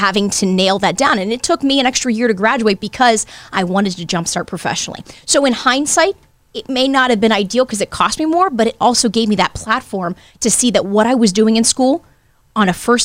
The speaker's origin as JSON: {"language": "English", "town": "Youngstown", "region": "Ohio", "country": "United States", "tie": "born or raised there", "said": "Youngstown's where I grew up"}